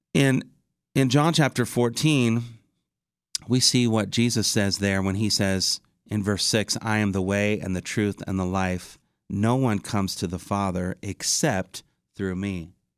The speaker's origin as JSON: {"language": "English", "region": "Indiana", "country": "United States", "tie": "born or raised there", "said": "my home state of Indiana"}